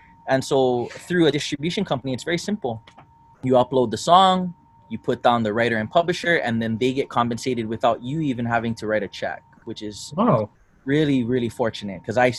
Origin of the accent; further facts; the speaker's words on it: Philippines; I'm Filipino, which is helpful.